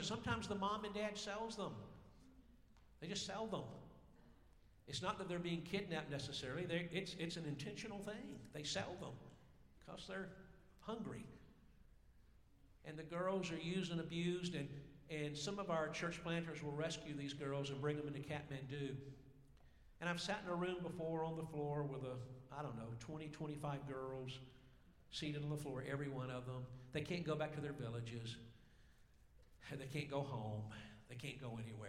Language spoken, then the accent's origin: English; Georgia, United States; I'm actually from Georgia.